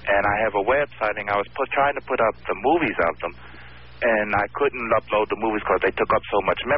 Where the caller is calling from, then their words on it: New York City, New York, United States; I'm calling from Brooklyn.